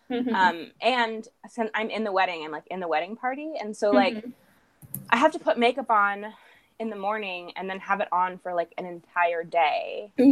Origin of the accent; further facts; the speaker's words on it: California, United States; I live in California.